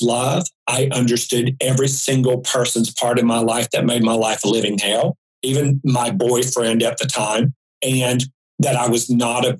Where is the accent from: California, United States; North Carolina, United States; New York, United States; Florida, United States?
North Carolina, United States; High Point; moved away as an adult; also born or lived in Raleigh, North Carolina; 6 months later, I moved from High Point, North Carolina to Raleigh, Durham. I moved from an oppressive town for me, 20 years of it.